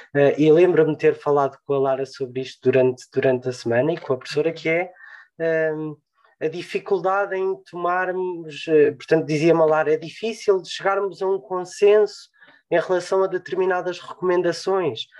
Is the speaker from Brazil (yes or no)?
no; Portugal; acima de tudo somos portugueses